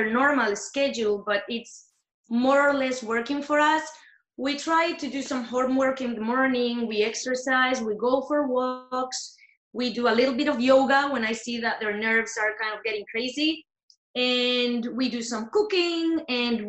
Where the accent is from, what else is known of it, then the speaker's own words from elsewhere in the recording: Spain; now in Austin, United States; I'm from Spain. I live in Austin